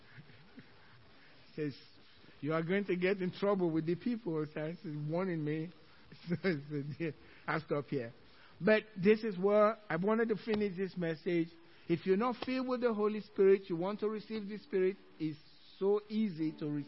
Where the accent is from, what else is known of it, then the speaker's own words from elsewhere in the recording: Nigeria; English is a second language; now in Cypress, United States; Some in English, some in my native tongue. The way Americans say it, Nigerian.